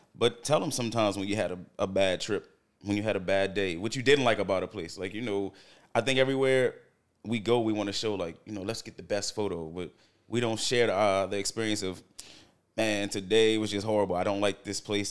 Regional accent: Baltimore, Maryland, United States; I'm born and raised in Baltimore.

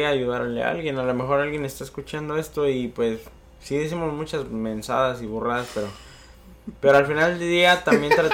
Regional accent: Michoacán, Mexico; Yo soy de Michoacán.

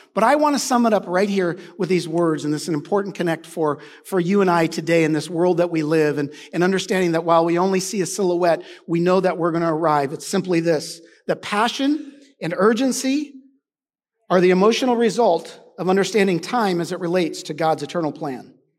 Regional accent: United States; I'm an American.

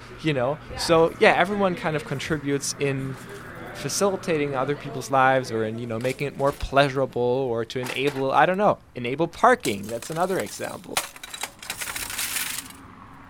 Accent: Berlin, Germany; now in Ithaca, United States; I grew up in Berlin and I never really lived in a small city

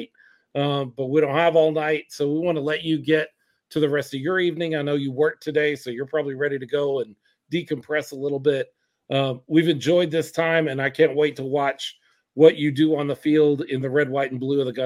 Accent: Dallas, Texas, United States; I was born and raised in Dallas.

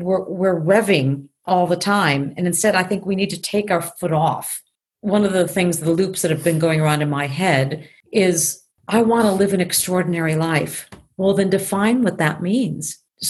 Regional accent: Tokyo, Japan; also born or lived in Chicago; I mean, I grew up in Tokyo, so there's a source to that in my own personal being, besides being a very Midwest Chicago girl.

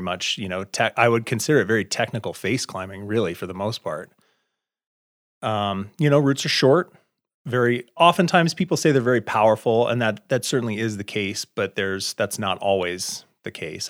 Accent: Cody, Wyoming, United States; also born or lived in Lander, Wyoming / Salt Lake City, Utah; I grew up in Cody, north of here, and spent a lot of my youth in Lander

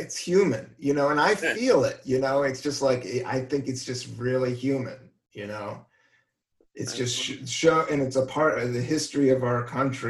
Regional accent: United States; being American is just crazy and cool, but off

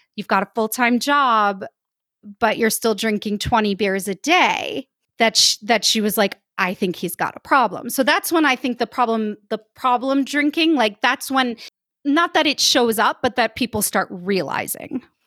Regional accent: United States; moved away as an adult; now in Saint-Étienne, France; I'm an American, I'm living in France in a town called Saint-Étienne

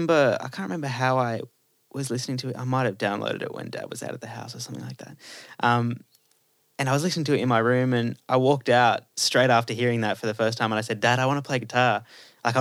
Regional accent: Cherrybrook, New South Wales, Australia; also born or lived in North Rocks / Baulkham Hills / Castle Hill; And I grew up in Baulkham Hills, and then moved to Cherrybrook when I was, so I was born in North Rocks, moved to Cherrybrook, grew up there, then moved to Castle Hill when I was a teenager, then moved back to Cherrybrook

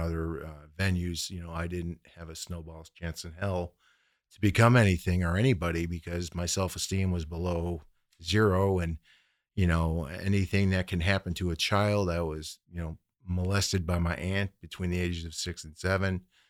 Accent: Midwest, United States; So, but anyways, getting to my story, I grew up in the Midwest

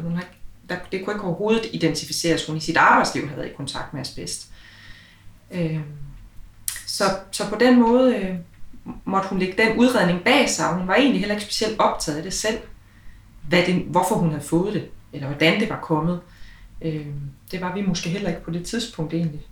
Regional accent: Aalborg, North Denmark Region, Denmark; vi jo begge to født og opvokset i Aalborg

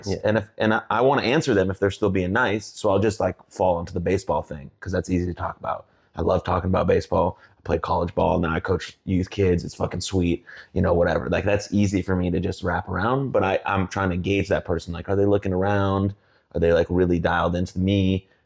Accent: Plano, Texas, United States; also born or lived in California; But I could say I'm from Plano, and I grew up with my mom and dad and my sister, and we moved here. Um, went from California because we wanted to be around more Jewish people

